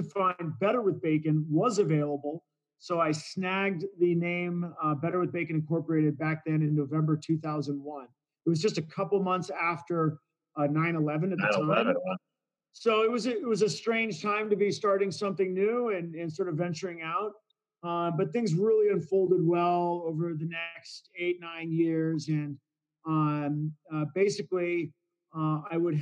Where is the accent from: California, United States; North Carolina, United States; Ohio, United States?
California, United States; moved away as an adult; also born or lived in Syracuse; now in Colorado, United States; I grew up in California